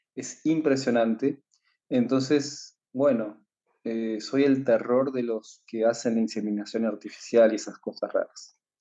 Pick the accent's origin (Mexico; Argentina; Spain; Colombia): Argentina; Yo soy de Argentina